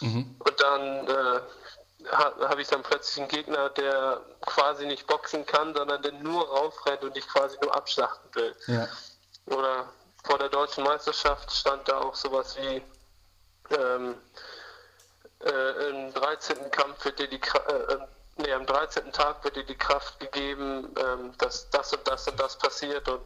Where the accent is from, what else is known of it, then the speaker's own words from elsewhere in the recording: Armenia; ich verbinde mit Kreta einfach ähm, meine Heimat in Armenien, wo ich leider nicht hin kann, mhm. aufgrund der Wehrpflicht.